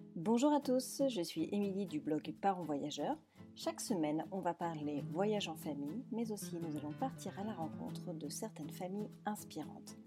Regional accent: France; now in Spain; en tant que Française expat en Espagne

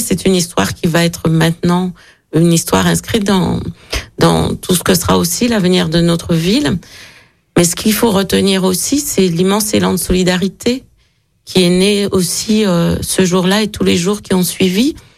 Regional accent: Guadeloupe, France; moved away as an adult; also born or lived in Picardy / Paris; now in Vaulx-en-Velin, France; je suis née en, en, Picardie et j'ai grandi en Guadeloupe

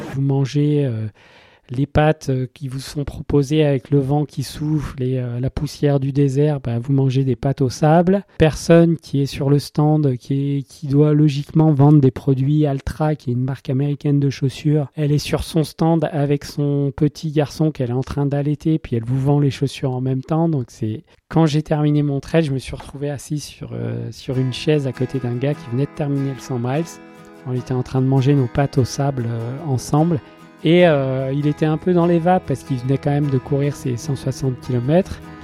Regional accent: France; moi je suis français

